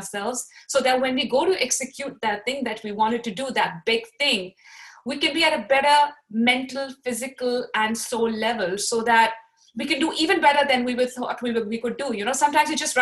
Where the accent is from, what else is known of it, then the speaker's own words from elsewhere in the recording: Pakistan; I am from Pakistan